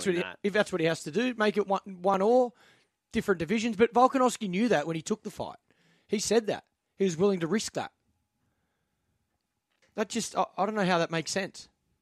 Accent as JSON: {"language": "English", "country": "Australia", "said": "I'm Aussie."}